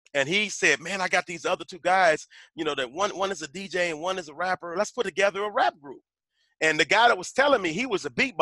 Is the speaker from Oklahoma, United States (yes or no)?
yes; Tulsa, Oklahoma, United States; I grew up in North Tulsa, which in Tulsa is the ghetto